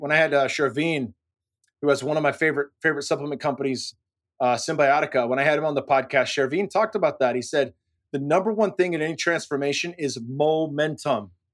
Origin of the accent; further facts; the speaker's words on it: Silicon Valley, California, United States; now in Austin, United States; I'm born and raised in the Silicon Valley